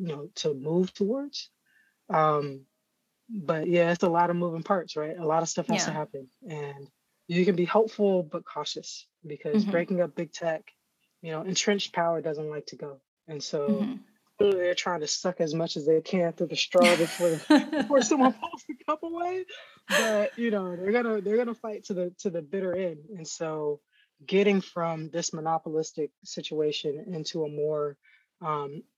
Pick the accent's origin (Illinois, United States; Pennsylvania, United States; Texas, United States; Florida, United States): Florida, United States; I'm from Florida